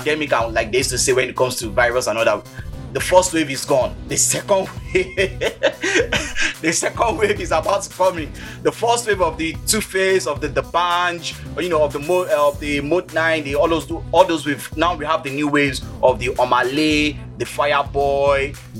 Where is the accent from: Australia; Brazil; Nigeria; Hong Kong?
Nigeria; But this is Nigeria, this is Africa, this is our home. And I'm proudly Nigerian